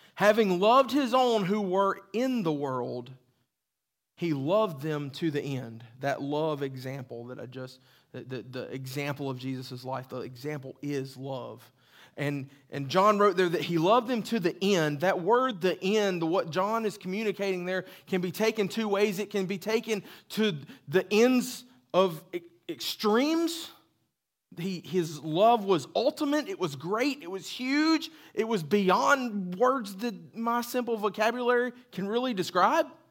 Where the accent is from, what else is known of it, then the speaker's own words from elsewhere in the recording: the South, United States; accent: southern; That was my southern accent